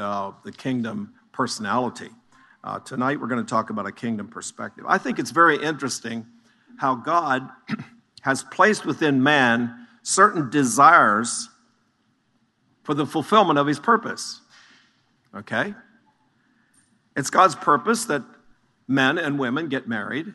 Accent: Chambersburg, Pennsylvania, United States; I was born in the Chambersburg, Greencastle area.

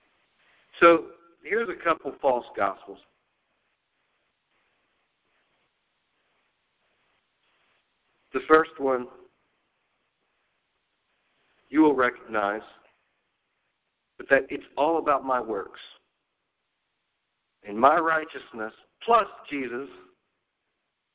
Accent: United States; We as an American Christian culture

